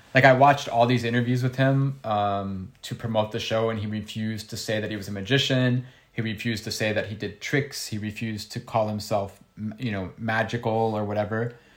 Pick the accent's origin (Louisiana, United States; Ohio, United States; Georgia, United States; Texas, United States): Ohio, United States; I'm from Ohio